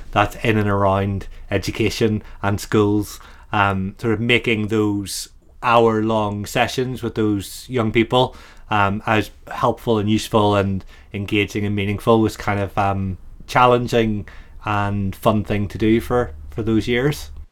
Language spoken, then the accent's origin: English; Ireland; now in Brighton, United Kingdom; an Irishman